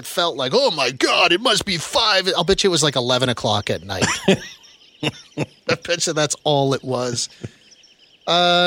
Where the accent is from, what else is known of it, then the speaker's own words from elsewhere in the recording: Moose Jaw, Saskatchewan, Canada; I grew up in Moose